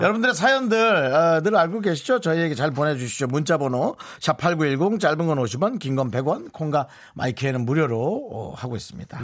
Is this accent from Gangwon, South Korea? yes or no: yes; Gangneung, Gangwon, South Korea; 제가 대관령 옆에 강릉 출신인데